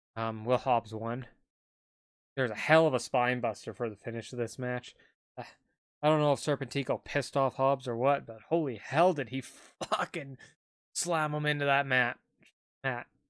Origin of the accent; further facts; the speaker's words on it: Canada; I'm Canadian.